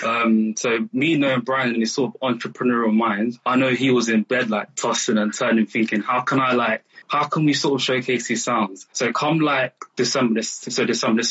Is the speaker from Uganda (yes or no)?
yes; Uganda; I'm from Uganda